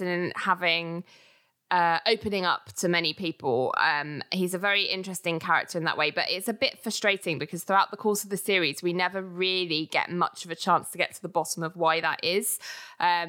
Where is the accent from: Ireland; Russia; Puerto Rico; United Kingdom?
United Kingdom; we're British